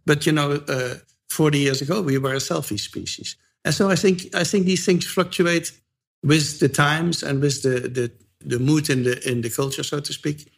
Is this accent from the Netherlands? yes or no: yes; Netherlands; moved away as an adult; now in United States; I'm from the Netherlands